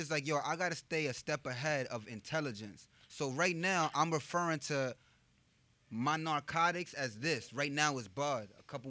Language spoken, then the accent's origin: English; New York City, New York, United States; I'm from the Bronx